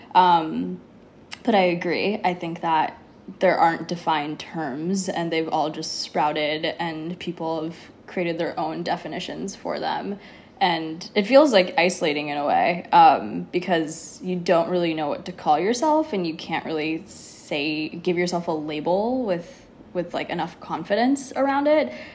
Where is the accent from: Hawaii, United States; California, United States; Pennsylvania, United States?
California, United States; Los Angeles; moved away as an adult; also born or lived in New York; born and raised in Los Angeles, been living in New York the last five years